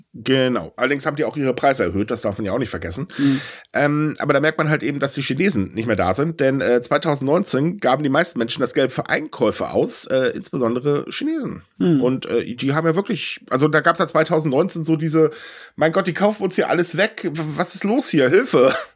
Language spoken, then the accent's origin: German; Germany; bei uns in Deutschland